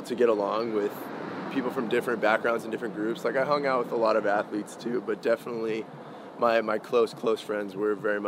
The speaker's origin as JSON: {"language": "English", "town": "Phoenix", "region": "Arizona", "country": "United States", "said": "I'm from Phoenix, Arizona, a little town called Ahwatukee"}